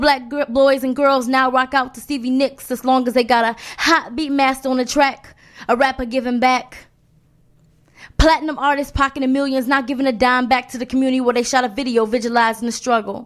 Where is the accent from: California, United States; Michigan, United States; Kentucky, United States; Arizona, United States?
Michigan, United States; I'm originally from Michigan, originally